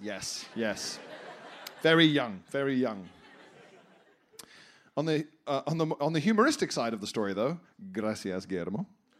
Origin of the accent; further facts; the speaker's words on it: El Salvador; English is a second language; I'm a big fan and I was born and raised in El Salvador.